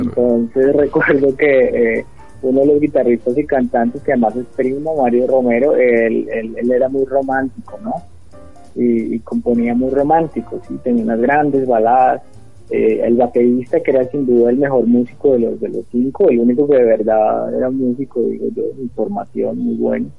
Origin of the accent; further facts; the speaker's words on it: Ibagué, Tolima, Colombia; nací aquí en Ibagué, eh, tengo siempre, parece que el barrio Jordán y sus alrededores me, persiguen, viví hasta los 12 años en la cuarta etapa del Jordán